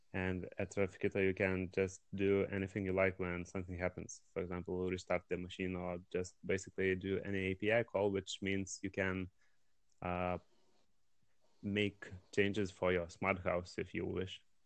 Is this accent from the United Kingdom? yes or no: no; Lithuania; I'm from Lithuania.